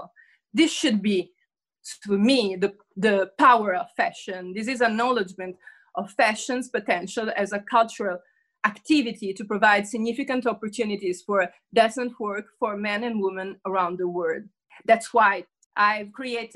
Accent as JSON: {"language": "English", "town": "Rome", "region": "Lazio", "country": "Italy", "tie": "born or raised there", "also_born_or_lived": "Haiti", "said": "I was born in Rome, but I've spent a few years in Haiti."}